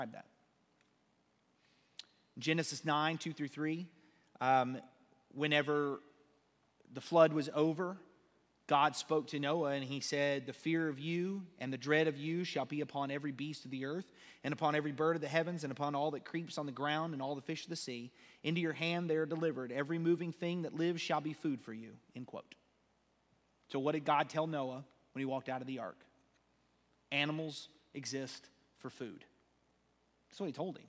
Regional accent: United States; we're American

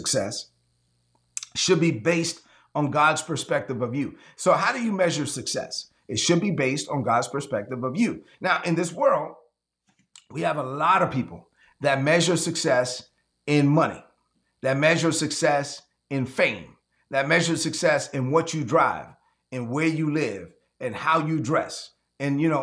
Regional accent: La Vega, Dominican Republic; moved away; my hometown in La Vega, Dominican Republic.

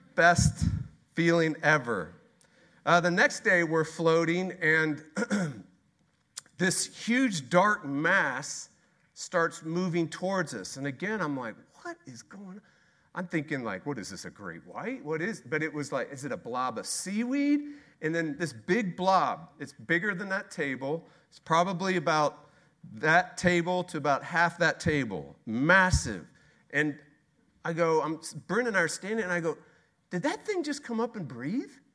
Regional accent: Texas, United States; We are Texas. We're from Texas

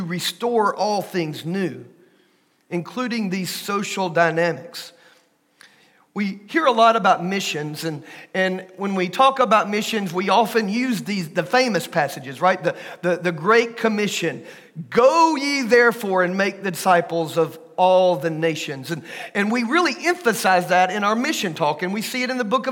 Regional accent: Pickens County, Alabama, United States; also born or lived in Paris, France / Aliceville, Alabama; I'm from Pickens County

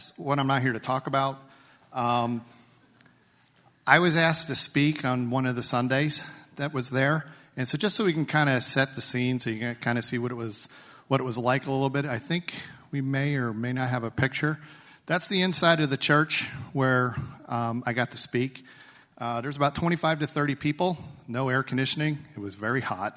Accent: United States; I'm an American

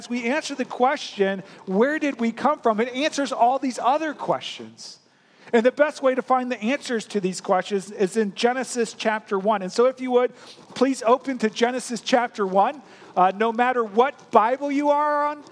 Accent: St. Louis, Missouri, United States; I grew up in St. Louis, Missouri

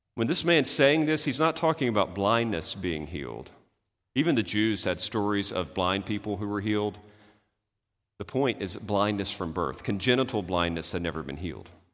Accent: United States; we're, we're American

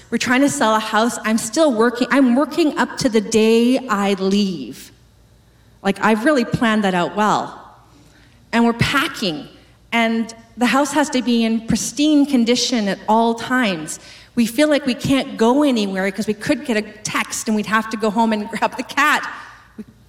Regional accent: West Coast, Canada; moved away as an adult; I moved across the country to a province I had never been to before, to a city I'd never heard of before, because I'm from the West Coast

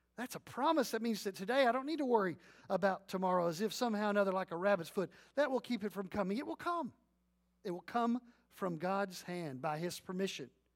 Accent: Leon County, Texas, United States; I'm growing up in Leon County

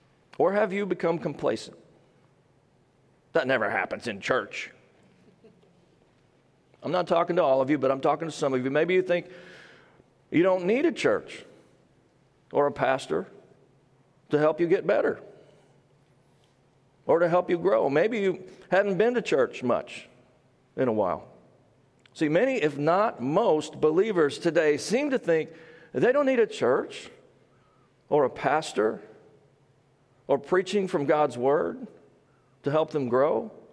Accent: Midwest, United States; Some people say I have a southern accent, which is funny to me since I'm actually from the Midwest.

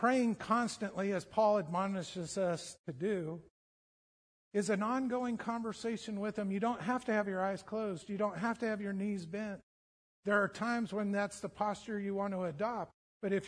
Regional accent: United States; We're so American

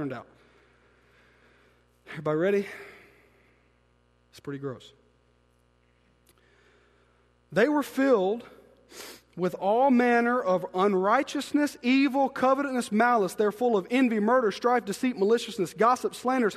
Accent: Byram, Mississippi, United States; we grew up in Byram

